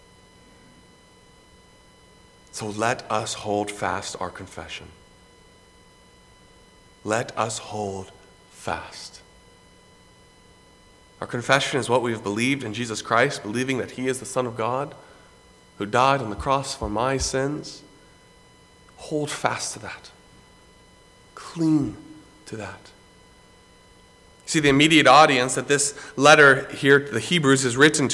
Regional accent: Greenville, South Carolina, United States; I grew up in Greenville, South Carolina, pretty much on the campus of Bob Jones University

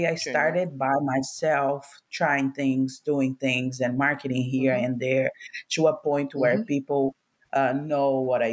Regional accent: Brazil; moved away as an adult; now in United States; I'm originally from Brazil. And when I first moved to America about like 5-6 years ago

